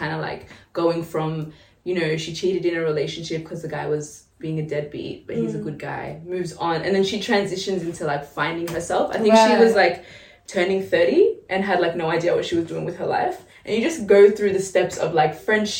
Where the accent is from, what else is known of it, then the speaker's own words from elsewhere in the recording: Tigray, Ethiopia; because I'm from Tigray, so there's like a war that's right. been happening for like 2 years now.